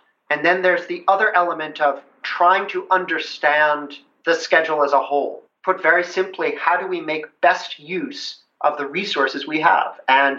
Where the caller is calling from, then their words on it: Seattle, Washington, United States; I'm calling you from Seattle.